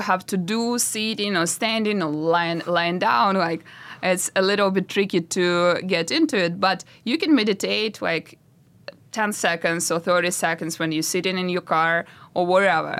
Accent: Russia; moved away; I'm from Russia. So I started my road from nothing because we live with my parents in really, really tiny apartment in Russia

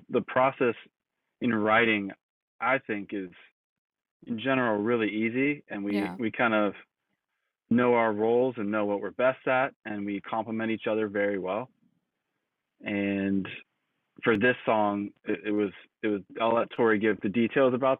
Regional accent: Ohio, United States; also born or lived in New York; now in Los Angeles, United States; I am also from the Midwest, originally born in New York, but we both kind of grew up in Ohio

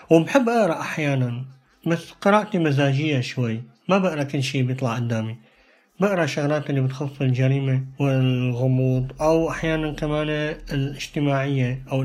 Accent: Syria; now in Norway; من سوريا عمري 26 سنه مقيم بالنرويج عم بدرس اللغة النرويجية حاليا

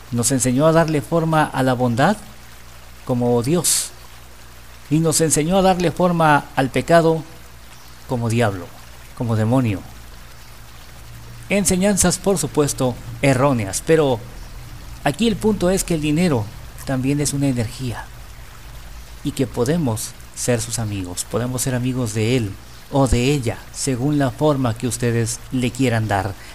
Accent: Mexico; Y nuestra actitud hacia el dinero es una de las cosas en las que como mexicanos y como latinoamericanos tenemos que trabajar mucho

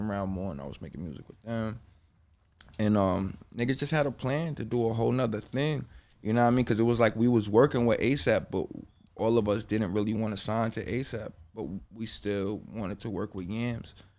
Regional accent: Bergen County, New Jersey, United States; moved away as an adult; now in Los Angeles, United States; I'm from Bergen County

